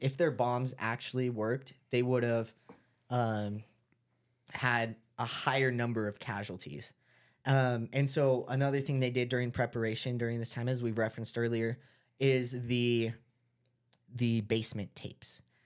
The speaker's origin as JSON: {"language": "English", "region": "Utah", "country": "United States", "said": "we're from Utah"}